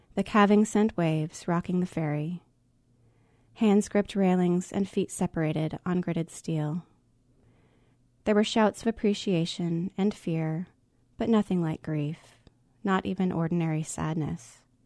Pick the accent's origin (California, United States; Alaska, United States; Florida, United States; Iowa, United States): Alaska, United States; I grew up in Alaska